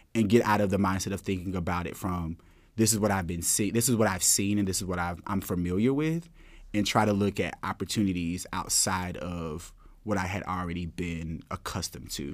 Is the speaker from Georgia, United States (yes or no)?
yes; Thomaston, Georgia, United States; moved away as an adult; also born or lived in Atlanta, Georgia; now in New York City, United States; growing up in Thomaston